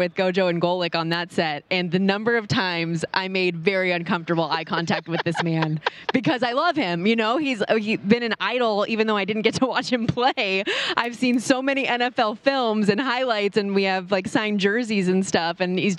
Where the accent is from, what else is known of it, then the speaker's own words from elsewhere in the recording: Las Vegas, Nevada, United States; I born and raised in Las Vegas